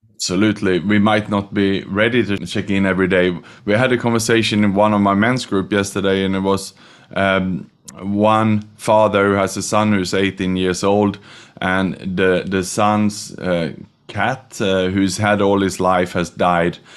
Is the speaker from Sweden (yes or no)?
yes; Sweden; also born or lived in Australia / Vietnam / Thailand / Indonesia; now in Singapore; I was born in Sweden, studied and educated in Australia